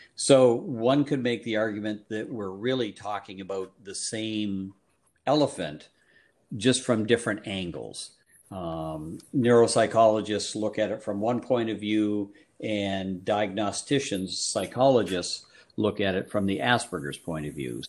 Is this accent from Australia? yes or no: no; Guelph, Ontario, Canada; moved away as an adult; also born or lived in Cincinnati, Ohio / Detroit, Michigan; now in Vermont, United States; I'm originally from Canada in a place up near Toronto called Guelph, Ontario.